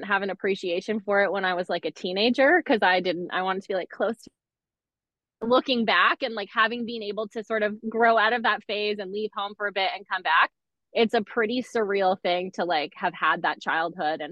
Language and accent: English; Markham, Ontario, Canada; born or raised there; also born or lived in Scarborough